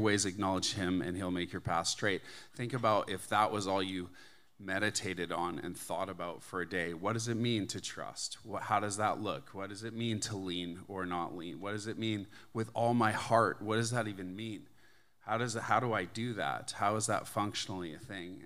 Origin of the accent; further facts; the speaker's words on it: Canada; moved away as an adult; now in United States; I'm Canadian. I grew up in Canada. I moved to the States about twenty, or two thousand three.